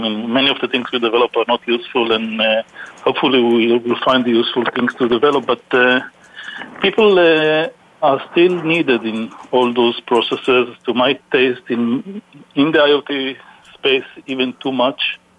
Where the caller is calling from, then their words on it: Houston, Texas, United States; I am calling from Houston, Texas.